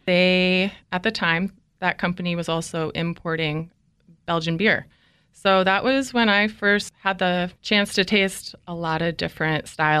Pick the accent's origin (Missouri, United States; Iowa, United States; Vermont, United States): Vermont, United States; also born or lived in New York; now in California, United States; Winters, for me, growing up in Vermont and also upstate New York, it just called to me. After college, moved to the city of Davis and worked in Folsom, California.